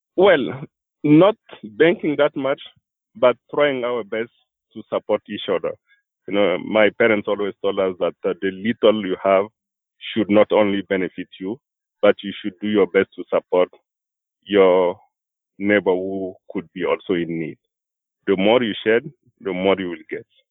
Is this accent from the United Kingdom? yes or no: no; Burkina Faso; moved away as an adult; now in Vermont, United States; I came from Burkina Faso